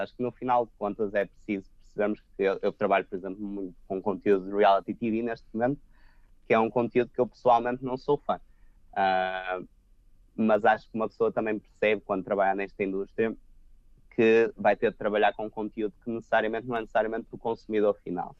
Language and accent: Portuguese; Portugal; moved away as an adult; also born or lived in Porto / Lisbon; now in London, United Kingdom; Portugal eh, é o nosso país, será sempre a nossa casa